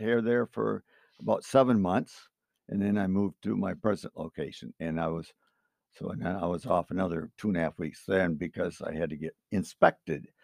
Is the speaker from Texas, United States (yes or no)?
no; Cutlerville, Michigan, United States; I grew up in Cutlerville here, sixty-eighth